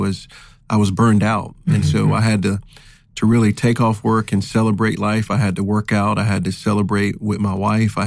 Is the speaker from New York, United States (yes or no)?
yes; New York, United States; now in California, United States; I'm from New York.